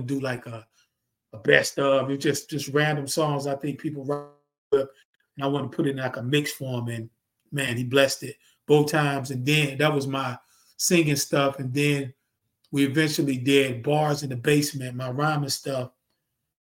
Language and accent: English; North Carolina, United States; I'm from North Carolina